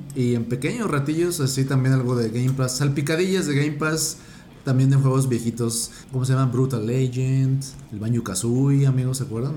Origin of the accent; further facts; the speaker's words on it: Mexico; somos mexicanos